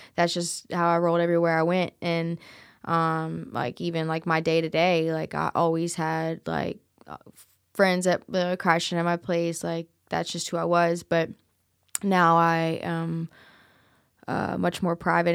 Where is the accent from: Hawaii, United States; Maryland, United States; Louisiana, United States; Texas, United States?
Louisiana, United States; New Orleans; now in Memphis, United States; I'm originally from New Orleans, and I've always, you know, had ties there, a lot, tons of family there